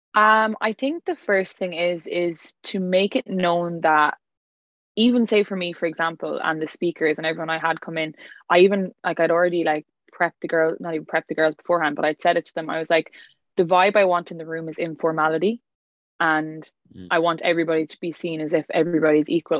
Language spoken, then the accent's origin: English; County Clare, Ireland; I'm from County Clare, West Ireland